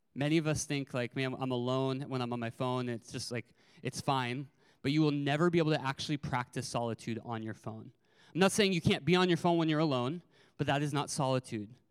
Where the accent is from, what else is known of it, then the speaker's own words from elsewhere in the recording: California, United States; also born or lived in Arizona; I moved schools from Arizona to California in the middle of fourth grade